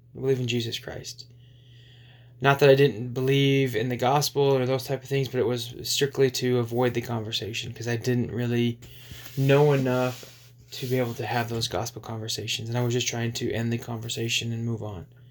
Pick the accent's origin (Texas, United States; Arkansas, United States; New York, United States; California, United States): Arkansas, United States; just outside of Little Rock; So a lot of the impactful years of my life from 12 to, to 19 happened in, in, in Arkansas, just outside of Little Rock.